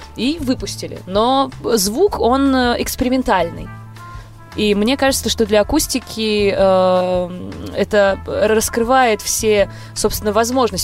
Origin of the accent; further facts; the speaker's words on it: Moscow, Russia; я из Москвы и полностью себя с этим городом ассоциирую